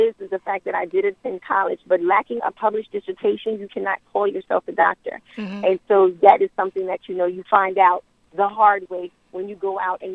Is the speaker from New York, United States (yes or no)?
yes; New York City, New York, United States; I'm from Queensbridge, so we got a little bit of everything. And I'm a native New Yorker